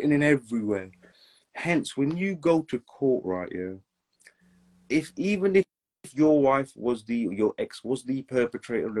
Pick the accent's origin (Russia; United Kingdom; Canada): United Kingdom; England; I was born and raised in England